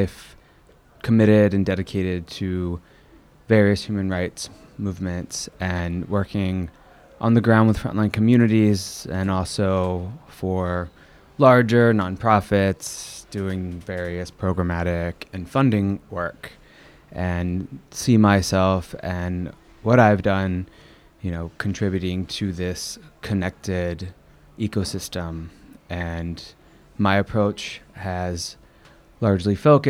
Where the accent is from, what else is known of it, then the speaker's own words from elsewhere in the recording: Southern Virginia, United States; moved away; also born or lived in North Carolina / Portsmouth, Virginia / New York; I hail from Southern Virginia, spent my childhood between North Carolina and a place called Portsmouth in Virginia